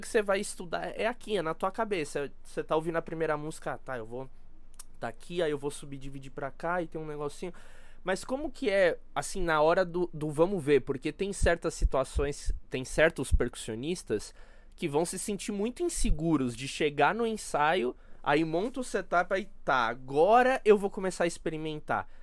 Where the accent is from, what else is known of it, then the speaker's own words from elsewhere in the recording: Brazil; eu como brasileiro